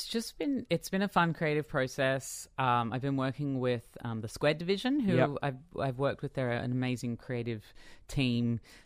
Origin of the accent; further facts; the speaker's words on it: Australia; I think being an Australian pop performer, well, for me at least, it's very hard to ever put … down because she was such an influence on me growing up.